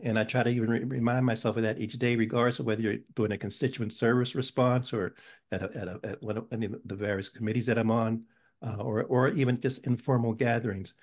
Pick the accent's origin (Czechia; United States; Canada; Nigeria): United States; Pittsburgh, Pennsylvania; now in New Haven, United States; I was born in Pittsburgh and and I uh, came here in 1971, so I'm still so somewhat of a transplant